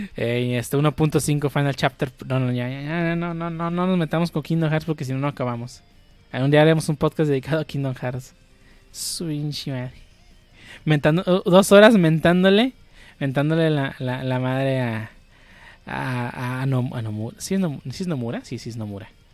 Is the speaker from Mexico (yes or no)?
yes; Mexico; estoy pensando como mexicano